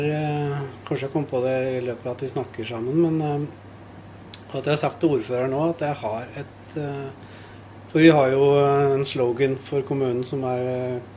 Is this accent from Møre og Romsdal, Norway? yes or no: no; Lunde, Telemark, Norway; moved away; also born or lived in Bergen / Ålesund; jeg er fra Lunde. Ja. Fra ja, Flåbygd, rettere sagt.